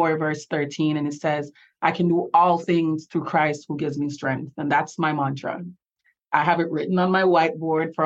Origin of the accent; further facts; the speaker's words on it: Jamaica; accent: Jamaican; now in Florida, United States; I have the blessing of being from one of the most beautiful places on earth. And I love being Jamaican